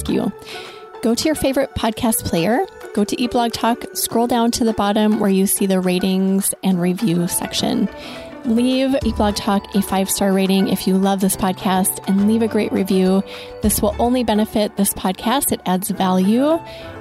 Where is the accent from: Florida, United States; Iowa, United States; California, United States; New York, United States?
Iowa, United States; rural; I grew up in rural Iowa